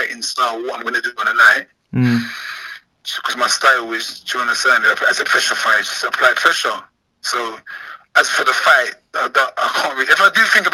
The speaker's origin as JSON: {"language": "English", "region": "London", "country": "United Kingdom", "said": "I'm from London"}